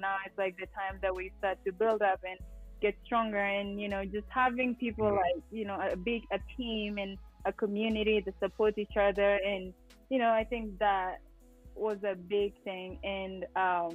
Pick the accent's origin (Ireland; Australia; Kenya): Kenya; Eldoret, Uasin Gishu County; now in Flagstaff, United States; I am originally from Eldoret, Kenya, and I live here in Arizona, Flagstaff, Arizona